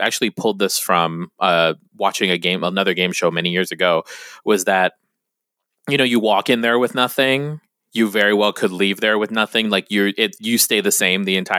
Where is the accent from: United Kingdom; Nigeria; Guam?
Guam; now in San Diego, United States; when you're from Guam